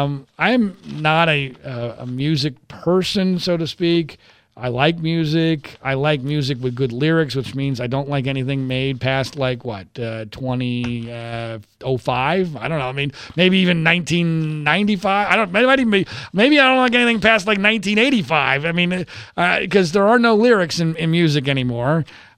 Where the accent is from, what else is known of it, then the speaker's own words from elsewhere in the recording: Philadelphia, Pennsylvania, United States; growing up in Philadelphia in the 1980s